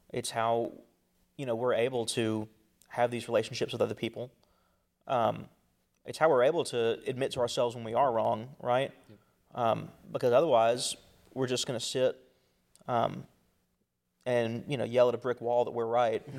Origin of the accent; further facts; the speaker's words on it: the Bible Belt, United States; growing up in the Bible Belt, if you want to call it, this place of cultural Christianity